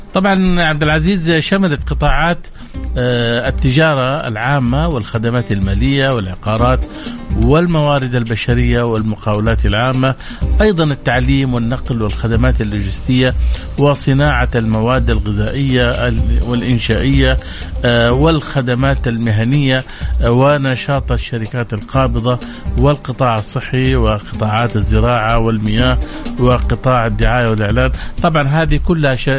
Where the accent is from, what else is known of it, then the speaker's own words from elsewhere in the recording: Saudi Arabia; احنا عندنا سعوديين